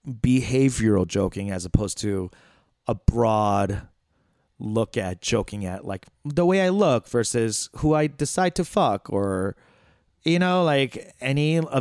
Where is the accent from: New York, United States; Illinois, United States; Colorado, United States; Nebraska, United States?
New York, United States; Flushing; I grew up in Flushing